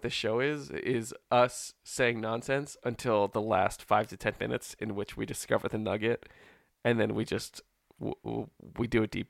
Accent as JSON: {"language": "English", "region": "Wellington", "country": "New Zealand", "tie": "born there", "said": "My parents are Dutch. I was born in Wellington."}